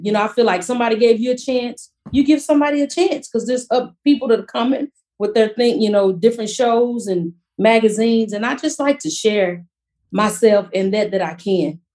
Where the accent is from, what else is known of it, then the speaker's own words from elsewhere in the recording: Fort Worth, Texas, United States; also born or lived in Mansfield, Texas; growing up in Fort Worth to me is kind of country, but we still have a little city life.